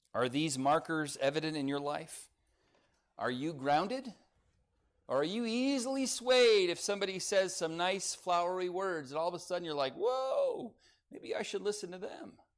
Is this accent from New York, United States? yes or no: no; Lancaster, California, United States; I grew up in Lancaster, California, home of the tumbleweeds